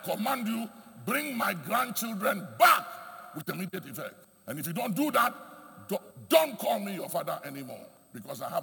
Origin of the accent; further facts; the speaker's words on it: Ghana; I am proud to be a Ghanaian. I'm just telling you, I am very proud to be a Ghanaian